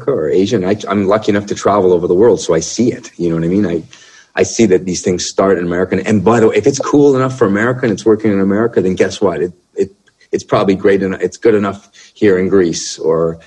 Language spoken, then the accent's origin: English; Canada; as a Canadian musician, entertainer.